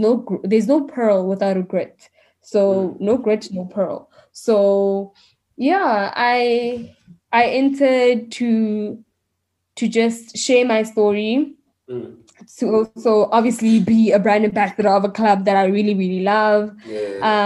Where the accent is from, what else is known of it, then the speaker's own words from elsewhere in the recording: Mamelodi, Gauteng, South Africa; I'm from Mamelodi